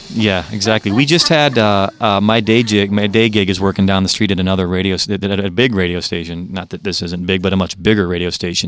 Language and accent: English; Chicago, Illinois, United States; I was raised in Chicago, but had relatives in the South